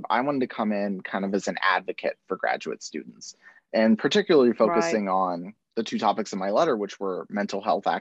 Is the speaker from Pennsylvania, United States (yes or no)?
yes; Pennsylvania, United States; moved away as an adult; now in Arkansas, United States; I'm not from Arkansas, I am from Pennsylvania